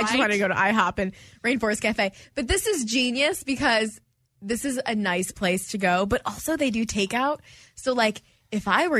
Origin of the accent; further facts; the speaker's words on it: Detroit, Michigan, United States; moved away as an adult; now in Houston, United States; this being my first holiday in Houston and I'm from Detroit